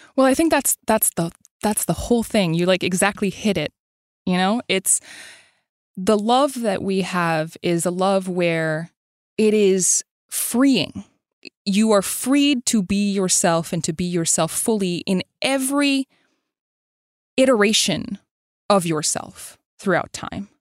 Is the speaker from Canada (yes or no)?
yes; Montreal, Quebec, Canada; I grew up in Montreal